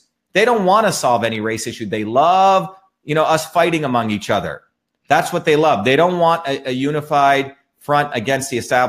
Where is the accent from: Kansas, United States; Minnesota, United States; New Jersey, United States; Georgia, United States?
New Jersey, United States; And you know, my friends are everyday working people where I grew up in New Jersey. And those are my people.